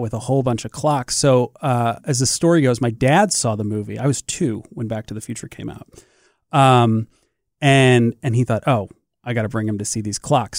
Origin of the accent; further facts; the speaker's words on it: St. Louis, Missouri, United States; also born or lived in Columbia, Missouri; I grew up in Saint Louis, uh, a couple hours away